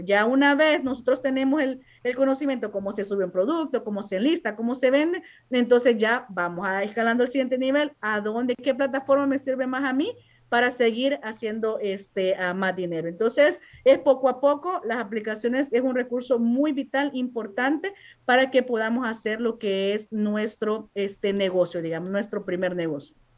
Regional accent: El Salvador; moved away as an adult; now in United States; yo soy de origen salvadoreña

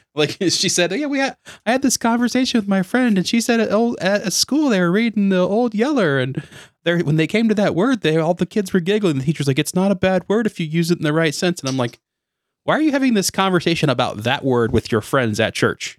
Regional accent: United States; we're obviously American.

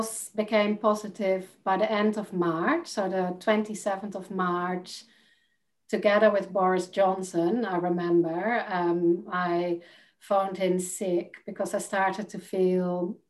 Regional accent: Netherlands; English is a second language; now in United Kingdom; And when I moved from Holland to the UK, I noticed that people didn't understand ….

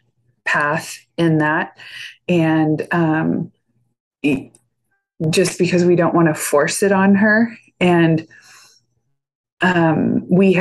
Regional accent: Northern California, United States; I was born and raised in Northern California

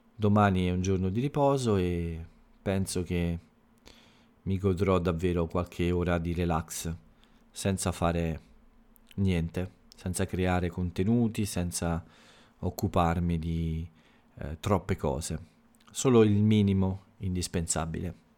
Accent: Italy; la lingua che si parla nel mio paese, nell'Italia, in Italia

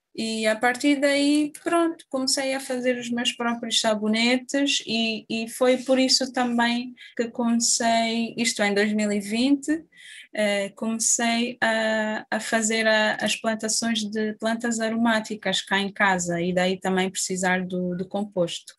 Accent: Angola; moved away as an adult; now in Évora, Portugal; Eu saí de Angola em 2013

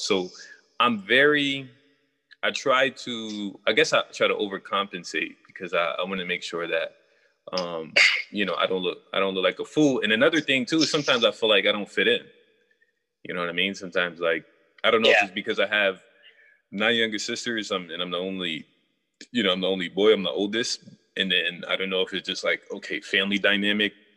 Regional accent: New York, United States; I'm from New York

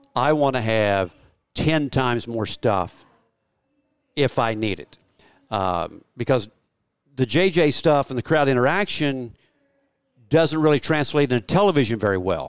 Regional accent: Oklahoma, United States; I'm a flatlander from Oklahoma

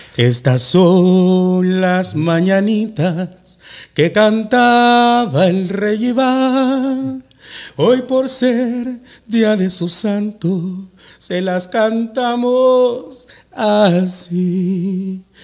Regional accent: El Salvador; moved away; mi tierra. Pero no exactamente mi tierra, mi, pulgarcito de América

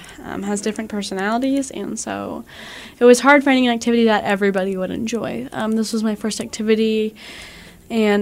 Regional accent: Buckner, Missouri, United States; I'm from Buckner, Missouri

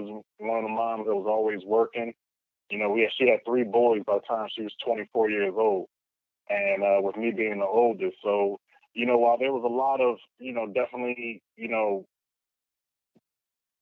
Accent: Philadelphia, Pennsylvania, United States; I grew up in Philadelphia, spent most of my years in West Oak Lane

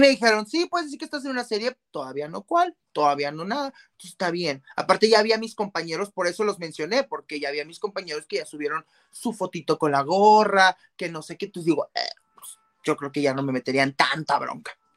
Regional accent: Mexico; más como mexicanos

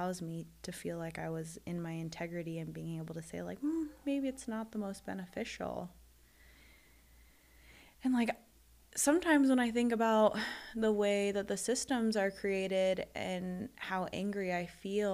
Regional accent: United States; being a Filipino American

